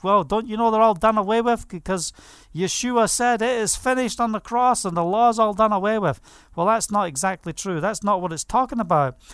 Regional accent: Scotland, United Kingdom; moved away as an adult; now in Israel; I was brought up in Scotland

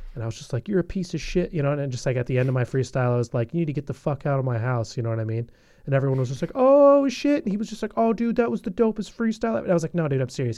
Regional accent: Bellingham, Washington, United States; in Bellingham, in my hometown

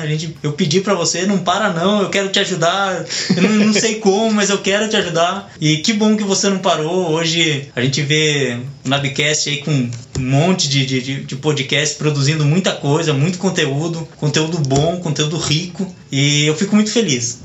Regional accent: Brazil; moved away as an adult; now in Japan; eu estou voltando para o Brasil, que é o lugar que eu quero viver, que eu amo, a minha terra

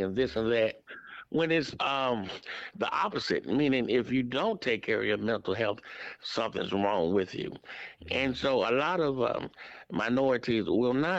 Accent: Atlanta, Georgia, United States; I grew up right here in the Atlanta area, in an area town called Kirkwood

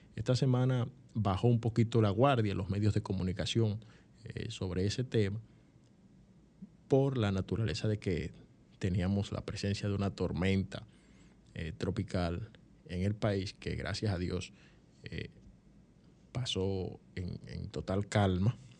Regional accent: San Cristóbal, Dominican Republic; el pueblo de San Cristóbal, que es mi pueblo, mi pueblo, ustedes saben que yo soy eh, san cristobalense

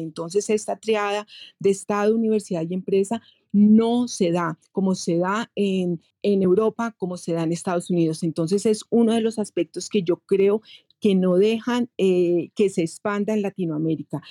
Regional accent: Colombia; soy colombiana

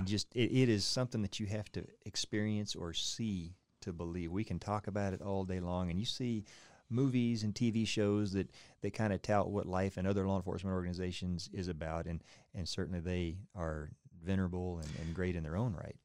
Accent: Oklahoma, United States; moved away; I came from Oklahoma, about as, as, as central as you can get

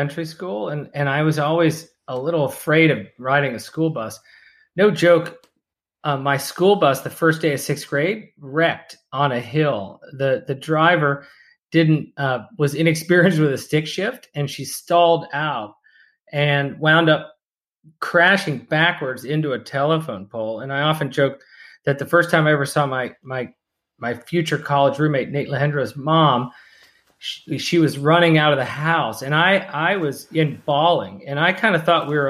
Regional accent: Pittsburgh, Pennsylvania, United States; moved away; also born or lived in Bethel Park, Pennsylvania / Falls Church, Virginia; I grew up in Pittsburgh

